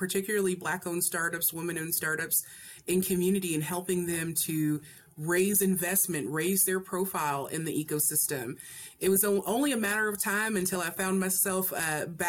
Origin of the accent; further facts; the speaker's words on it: Hardin County, Kentucky, United States; I am originally from Kentucky. I am from Hardin County, Kentucky